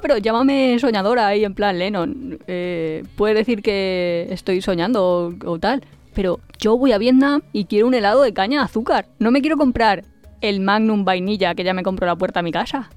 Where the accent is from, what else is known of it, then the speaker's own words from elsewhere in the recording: Valencia, Valencian Community, Spain; yo soy de Valencia